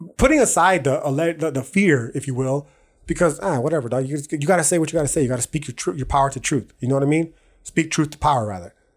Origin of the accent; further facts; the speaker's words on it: United States; I was born in America, I can have Mexican citizenship